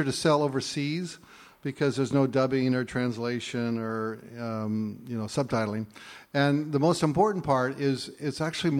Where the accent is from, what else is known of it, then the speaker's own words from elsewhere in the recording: Clackamas River, Portland area, Oregon, United States; I grew up on Clackamas River